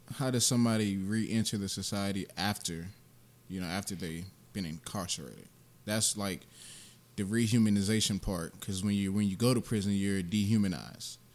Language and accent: English; Augusta, Georgia, United States; also born or lived in South Bronx, New York; I'm born and raised in Augusta